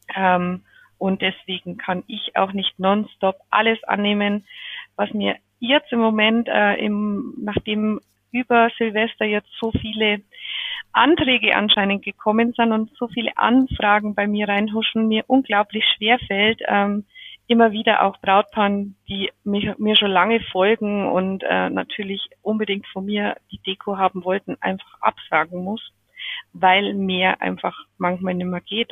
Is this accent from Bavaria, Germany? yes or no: yes; Pöttmes, Bavaria, Germany; accent: Bavarian; mein bayerischer äh, Dialekt ist jetzt nicht so schlimm, weil im Hochdeutsch tue ich mir eher schwer. ich bin aus dem Raum Pöttmes, das ist bei, zwischen Eichach, Neuburg ähm, und Augsburg.